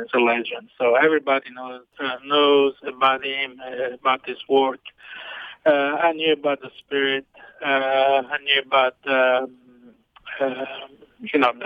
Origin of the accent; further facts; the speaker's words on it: Amalfi Coast, Naples area, Campania, Italy; moved away; growing up in Italy